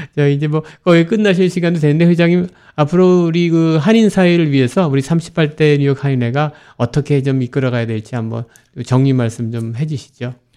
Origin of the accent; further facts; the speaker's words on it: Seoul, South Korea; now in New York, United States; 서울에서 다녔지만은 방학 때 되면 거기 이제 외사촌 있고